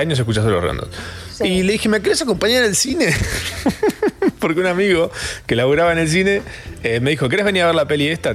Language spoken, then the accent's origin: Spanish; Capilla del Monte, Córdoba, Argentina; yo soy de Capilla del Monte